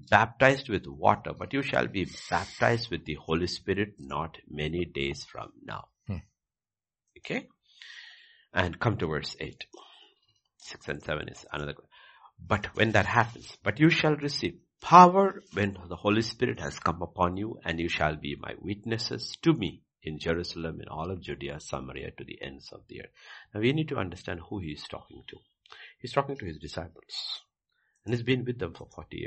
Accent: India; I'm also Indian.

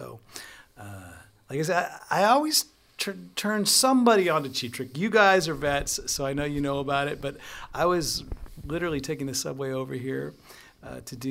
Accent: San Francisco, California, United States; I grew up in the Bay Area, San Francisco

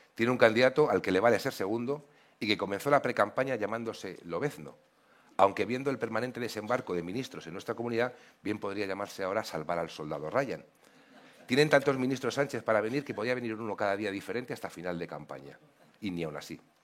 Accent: Community of Madrid, Spain; Como madrileño

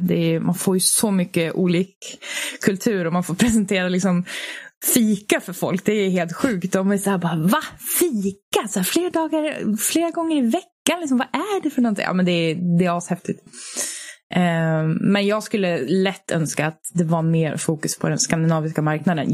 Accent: Sweden; vi är ju svenskar

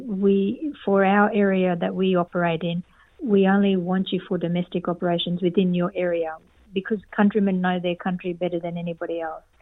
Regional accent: East Cape York, Queensland, Australia; now in Darwin, Australia; I grew up in East Cape York in a remote community

